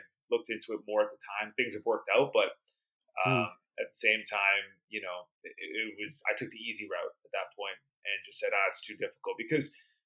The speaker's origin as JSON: {"language": "English", "town": "Vancouver", "region": "British Columbia", "country": "Canada", "tie": "born or raised there", "said": "Vancouver, British Columbia, where I grew up in Canada"}